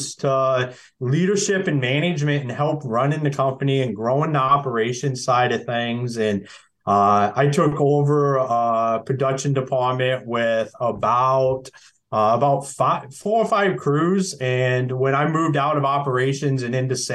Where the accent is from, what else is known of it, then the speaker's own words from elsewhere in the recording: Akron, Ohio, United States; moved away as an adult; also born or lived in Michigan; I'm originally from Akron, Ohio. So we got a hospital there